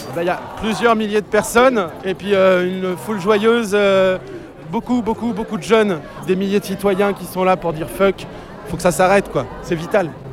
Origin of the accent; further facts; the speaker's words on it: France; je viens du Marais Poitevin où on mène une lutte contre l'agro-industrie également